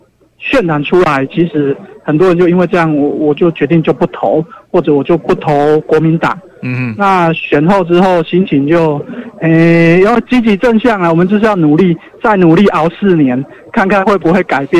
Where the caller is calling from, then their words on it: Changhua County, Taiwan; 我是彰化的